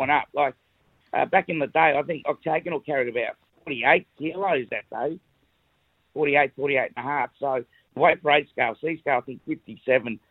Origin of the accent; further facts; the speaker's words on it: Melbourne, Victoria, Australia; I'm from Melbourne